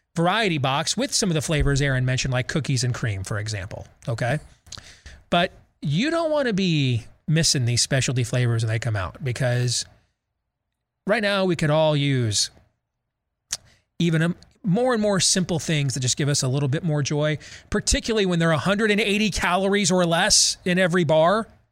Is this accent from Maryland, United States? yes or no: no; Grand Rapids, Michigan, United States; at Pinery Park Little League growing up in Grand Rapids